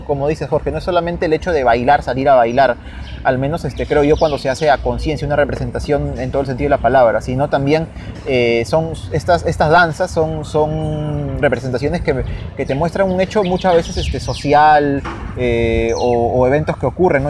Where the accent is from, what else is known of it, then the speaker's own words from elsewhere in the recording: Peru; somos peruanos